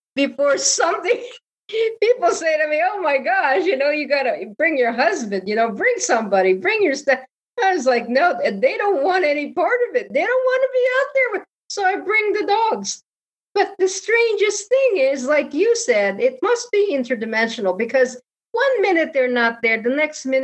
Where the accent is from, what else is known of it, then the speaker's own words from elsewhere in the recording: Connecticut, United States; because I lived in Connecticut, I'm from Connecticut